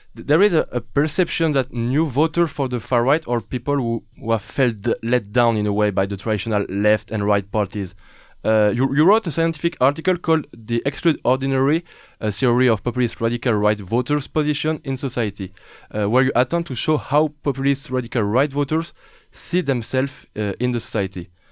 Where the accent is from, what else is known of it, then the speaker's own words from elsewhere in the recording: France; accent: French; English is a second language; my French accent